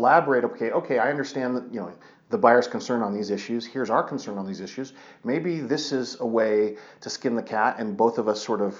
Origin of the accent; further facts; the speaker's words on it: Colorado, United States; also born or lived in Michigan; So I grew up here in Colorado, went to law school away, went to law school in Michigan, the University of Michigan, and wanted to come back